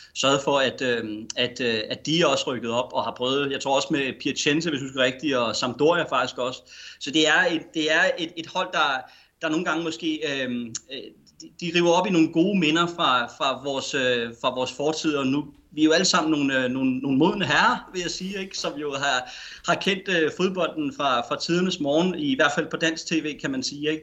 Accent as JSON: {"language": "Danish", "country": "Denmark"}